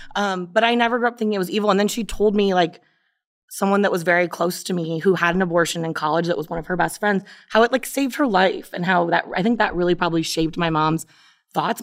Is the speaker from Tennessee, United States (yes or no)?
no; Brecksville, Ohio, United States; I grew up in Brexville, which is not a progressive town.